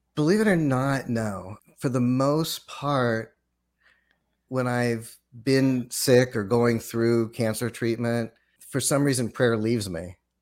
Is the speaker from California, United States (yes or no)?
yes; Los Angeles, California, United States; growing up in Los Angeles, went to public school in in Los Angeles